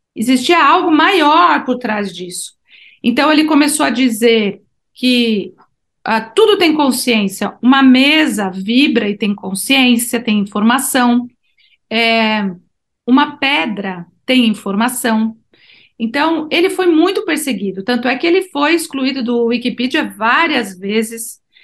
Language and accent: Portuguese; Brazil; eu sou do Brasil